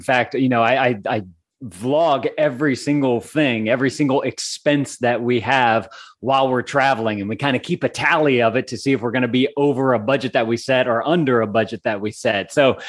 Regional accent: Lafayette, Louisiana, United States; I am. I was born and raised in Lafayette.

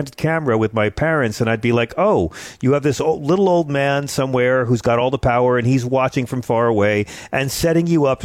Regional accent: Long Island, New York, United States; I grew up on Long Island

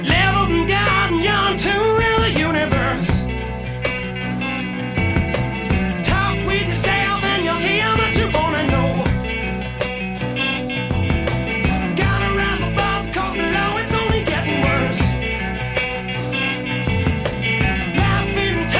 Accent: Pennsylvania, United States; where I grew up in Pennsylvania

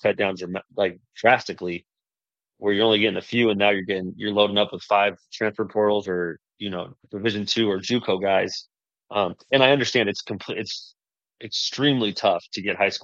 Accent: Vancouver, Washington, United States; now in Spokane, United States; my hometown of Vancouver

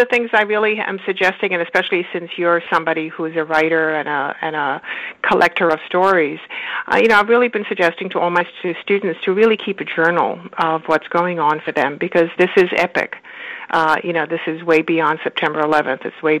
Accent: Romania; born there; moved away; also born or lived in Israel; You know, then we traveled from country to country, because I was born in Romania, and then we went to Israel, and then we came here.

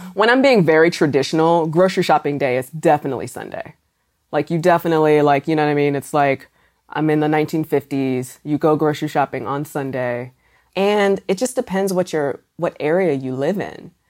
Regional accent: Maryland, United States; I'm from Maryland

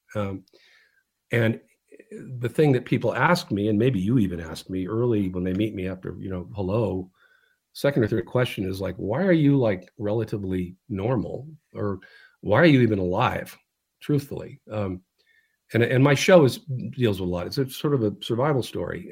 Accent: California, United States; California, my home state

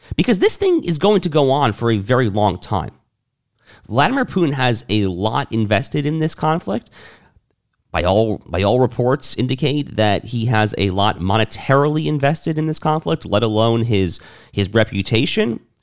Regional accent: United States; I am an American

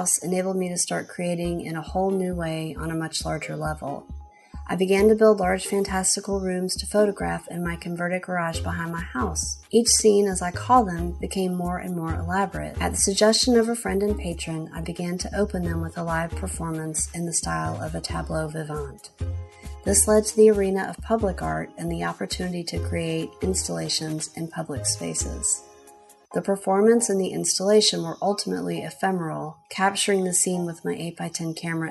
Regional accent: Atlanta, Georgia, United States; I was born and raised in Atlanta

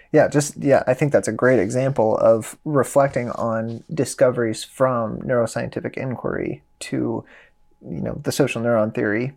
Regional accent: Midwest, United States; I'm from the Midwest, uh, blue collar working class family.

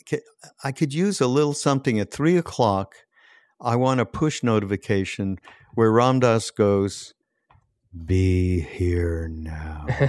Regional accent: Montreal, Quebec, Canada; I grew up in Montreal, and I grew up with French Canadians

